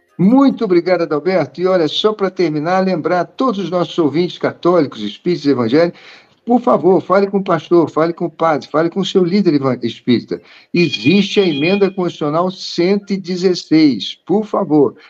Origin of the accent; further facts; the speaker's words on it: Rio de Janeiro, Brazil; eu morava na zona sul do Rio de Janeiro, onde nasci e cresci